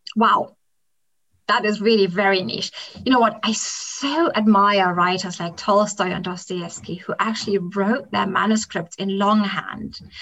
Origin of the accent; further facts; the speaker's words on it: Kenya; English is a second language; moved away; I grew up in the African highlands, and Kenya was a place that attracted, in former times, very many British families